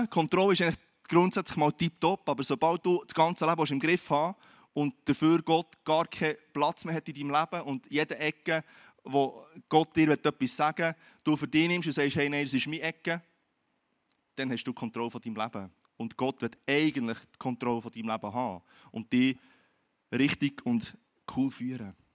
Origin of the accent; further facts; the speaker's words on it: Switzerland; Und du und ich, wir leben in der Schweiz, wir sind Schweizer